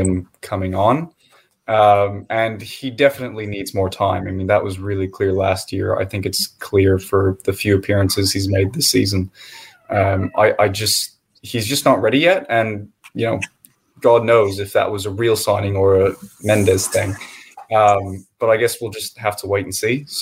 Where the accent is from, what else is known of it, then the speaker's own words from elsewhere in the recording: United States; As an American